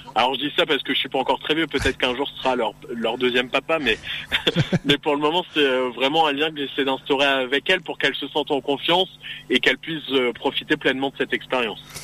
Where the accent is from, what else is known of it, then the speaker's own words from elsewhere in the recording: Picardy, Hauts-de-France, France; Je suis né en Picardie, j'ai grandi en Picardie et j'évolue en Picardie.